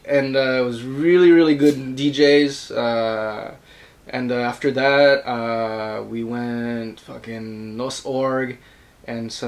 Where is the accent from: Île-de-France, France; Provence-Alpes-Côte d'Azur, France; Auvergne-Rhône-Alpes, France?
Provence-Alpes-Côte d'Azur, France; Marseille; English is a second language; moved away as an adult; also born or lived in Buffalo Grove, Illinois / Orange County, California; now in Japan; I'm from France. I'm born in Marseille